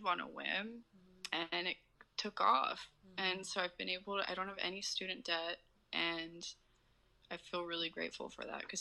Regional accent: Houston, Texas, United States; also born or lived in Arkansas; I live in Houston. I wasn't born here. I was born in Arkansas, but I've lived here my whole life

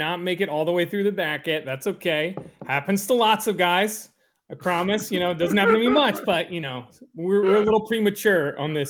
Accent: Richmond, Virginia, United States; And Richmond, also my hometown heroes.

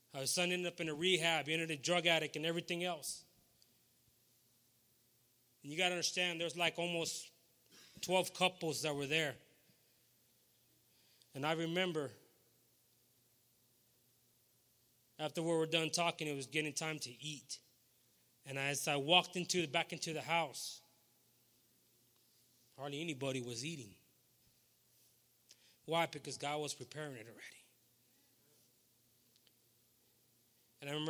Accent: Beeville, Texas, United States; I'm from Beeville, Texas

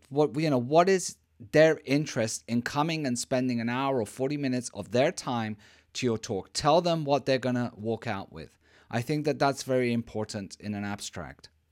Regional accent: Spain; I'm from Spain.

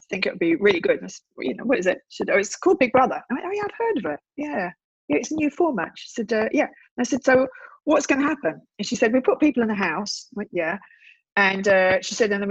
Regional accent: London, United Kingdom; also born or lived in Wimbledon; I was born in Wimbledon, a stone's throw from the tennis, and I grew up in South London in a place called Tooting

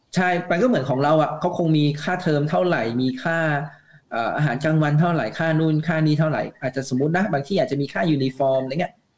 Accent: Thailand; moved away as an adult; now in Japan; เหมือนกับเด็กไทยทั่วๆไปอ่ะที่เราเรียนภาษาอังกฤษมาตามภาพบังคับ

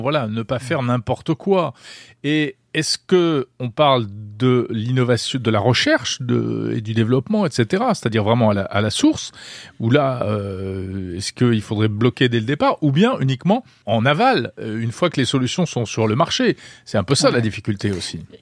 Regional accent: France; chez nous en Europe

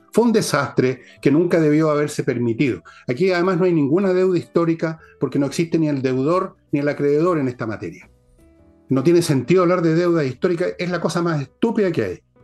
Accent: Chile; Somos chilenos

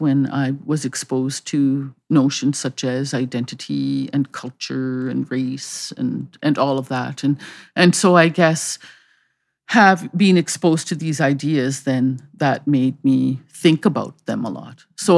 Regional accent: Canada; legally, I guess I am a Canadian, but have not always been made to feel that this is really my home.

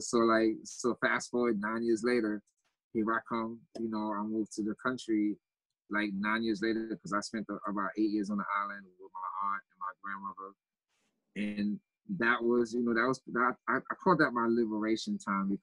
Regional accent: New York City, New York, United States; also born or lived in Haiti; I grew up in Grosdale, Queens

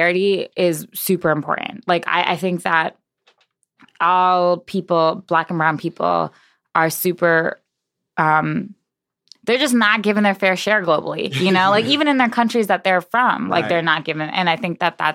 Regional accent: New York, United States; moved away as an adult; also born or lived in Boston / Providence; now in Chicago, United States; I was born in New York. My parents died in New York

